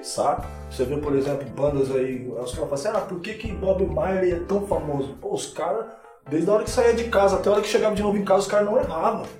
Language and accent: Portuguese; Rio de Janeiro, Brazil; eu sou do Rio de Janeiro.